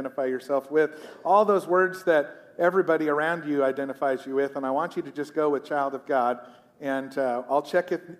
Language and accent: English; United States; I'm a pastor. I'm an American.